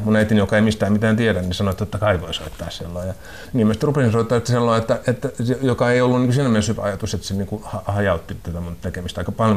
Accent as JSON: {"language": "Finnish", "town": "Rauma", "region": "Satakunta", "country": "Finland", "tie": "born or raised there", "moved": "yes", "lives_now": "Helsinki, Finland", "said": "mä olen kotoisin Raumalta, niin kuin pikkukaupungista, ja, joka oli silloin niin kuin 70-luvulla, kun mä olin pieni, ja sitten 80-luvulla, kun mä olin koulussa"}